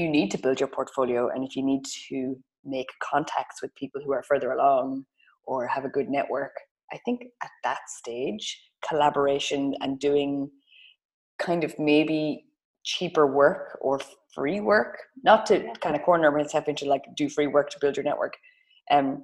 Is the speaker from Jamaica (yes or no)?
no; Ireland; as Irish girlies